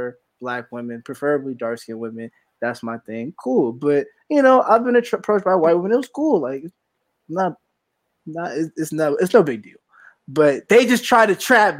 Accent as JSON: {"language": "English", "town": "Atlanta", "region": "Georgia", "country": "United States", "tie": "born or raised there", "said": "I'm from Atlanta"}